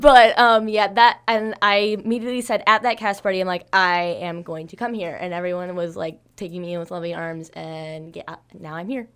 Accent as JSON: {"language": "English", "town": "Bourbonnais", "region": "Illinois", "country": "United States", "said": "I'm from Bourbon, Illinois"}